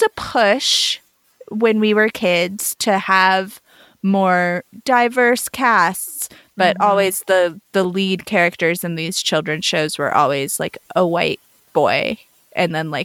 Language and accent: English; New Mexico, United States; a mixed race person who is brought up in my very like Nuevo Mexicano culture and like very Chicano